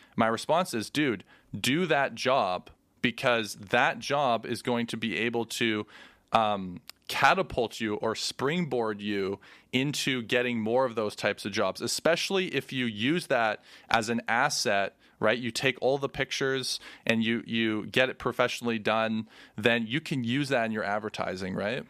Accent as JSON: {"language": "English", "country": "Canada", "said": "we're Canadian, so it's, like, hockey's a thing here"}